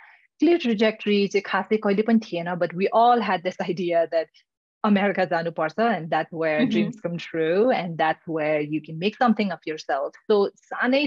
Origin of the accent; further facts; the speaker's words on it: Nepal; English is a second language; moved away as an adult; now in United States; we're growing up in Nepal